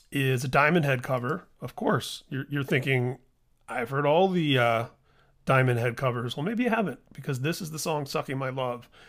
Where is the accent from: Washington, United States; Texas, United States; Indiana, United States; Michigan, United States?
Indiana, United States; Indianapolis; my hometown of Indianapolis